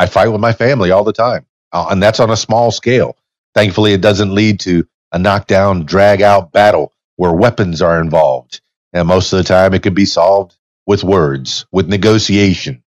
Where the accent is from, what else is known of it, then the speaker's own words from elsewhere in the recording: Miami, Florida, United States; I have Yankee roots, but I was born in Miami